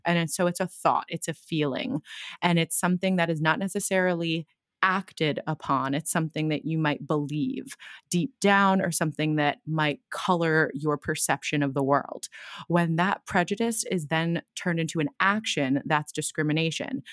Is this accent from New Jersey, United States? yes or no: yes; Brick, New Jersey, United States; now in Brooklyn, United States; I grew up in a town called Brick in New Jersey by the shore